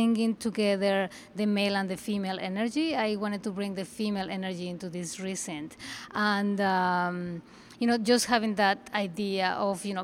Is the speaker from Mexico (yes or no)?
yes; Mexico; moved away as an adult; now in New York, United States; I'm originally from Mexico